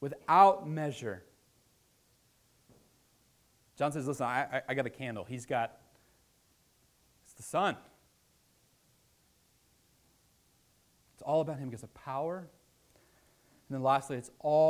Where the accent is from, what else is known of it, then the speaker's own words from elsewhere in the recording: Virginia, United States; I'm from Virginia